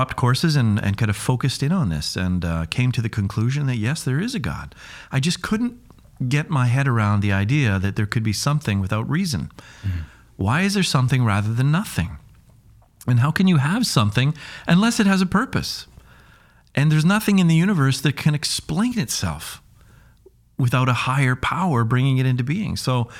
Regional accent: Kamloops, British Columbia, Canada; also born or lived in Duncan; I was born in Vancouver Island, a little place called Duncan, and grew up in the interior in Kamloops.

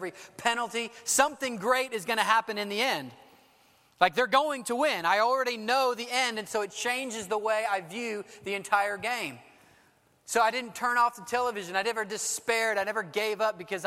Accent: Dallas, Texas, United States; I'm from Dallas

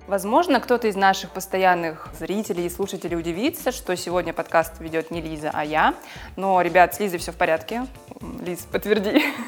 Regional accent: Yaroslavl, Yaroslavl Oblast, Russia; мы обе из Ярославля

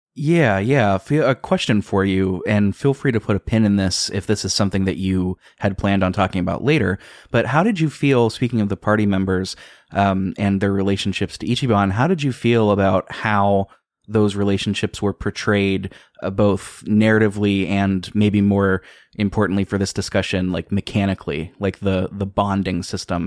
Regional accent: United States; I'm from America, I live in America, I have all my life

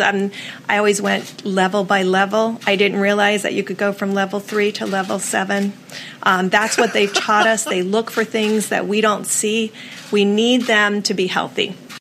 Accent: Hawaii, United States; here in my home state

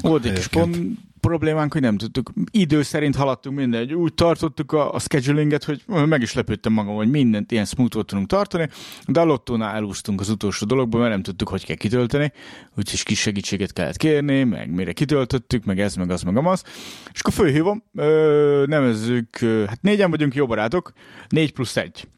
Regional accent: Szolnok, Jász-Nagykun-Szolnok, Hungary; born or raised there; moved away

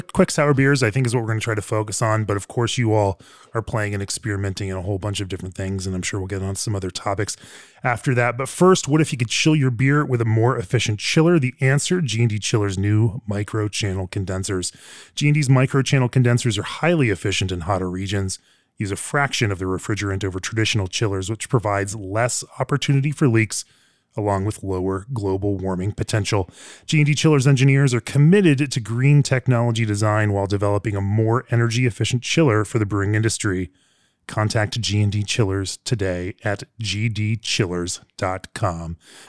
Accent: Fort Collins, Colorado, United States; Sure. That's my hometown.

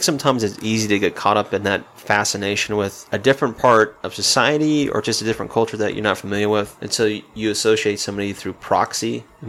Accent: Southeast, United States; Like I said, I grew up in the Southeast. I used to listen to R&B and hip hop, you name it.

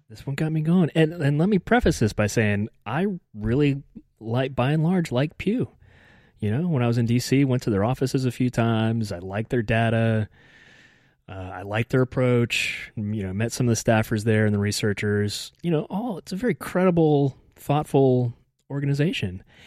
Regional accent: United States; as an American

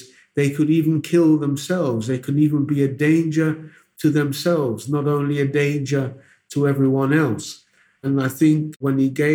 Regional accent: Mampong, Ashanti, Ghana; now in Accra, Ghana; I'm from the Ashanti region of Ghana, the Asante Mampong, we say.

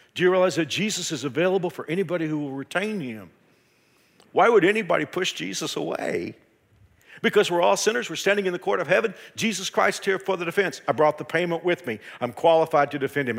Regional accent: Fort Worth, Texas, United States; also born or lived in Houston; I left my, my hometown of Fort Worth and went to a church in Houston

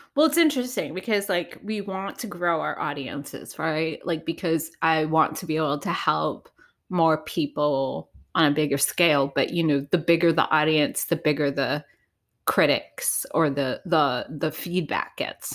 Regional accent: Providence, Rhode Island, United States; I grew up in Providence, Rhode Island

